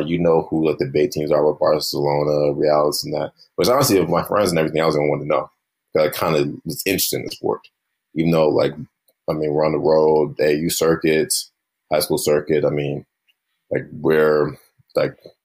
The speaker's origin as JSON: {"language": "English", "region": "the South", "country": "United States", "tie": "born or raised there", "said": "growing up in the South"}